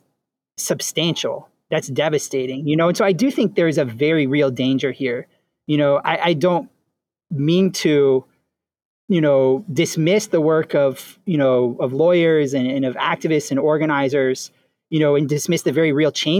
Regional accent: Louisiana, United States; I'm from Louisiana

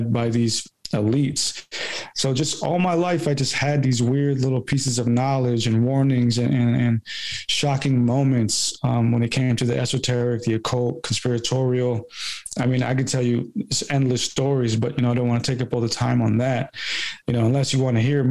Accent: California, United States; moved away; as an American person here in California, or when I was living in California

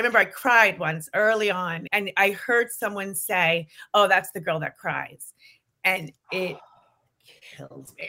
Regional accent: New York City, New York, United States; I come from Queens, New York

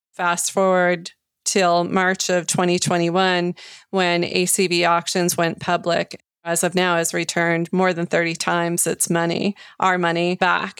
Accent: New York, United States; in my home state

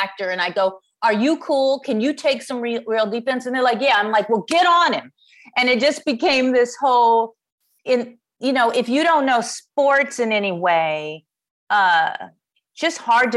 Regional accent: Chicago, Illinois, United States; I am from Chicago

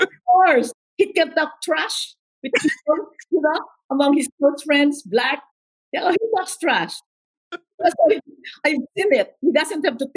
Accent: Philippines; moved away; also born or lived in New York; I came from the Philippines, obviously, from my accent. I was born in the Philippines.

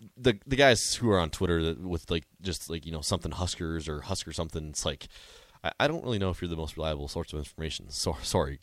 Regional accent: North Dakota, United States; moved away as an adult; now in Nebraska, United States; I'm originally from North Dakota, and I oh, came down here for college

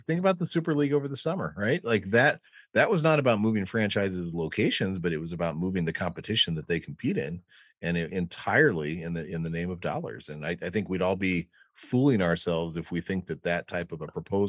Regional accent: outside of Chicago, Illinois, United States; moved away; I grew up outside of Chicago

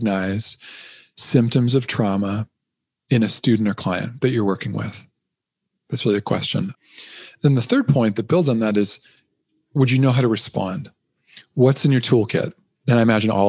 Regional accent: Canada; I'm a Canadian

